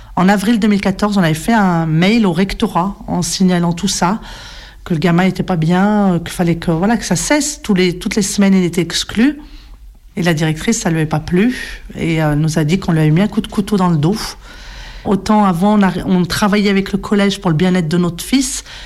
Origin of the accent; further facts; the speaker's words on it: Rouen, Normandy, France; je suis née ici, sur Rouen. J'ai grandi là.